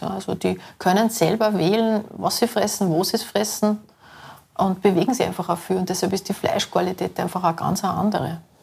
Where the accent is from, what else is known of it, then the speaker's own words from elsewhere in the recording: Salzburg, Austria; now in Vienna, Austria; mein Beruf ist äh, Kommunikationsdesignerin. Äh, ich bin auch Lehrerin, ich unterrichte es auch. Ähm, ich komme aus Salzburg, also Salzburg Stadt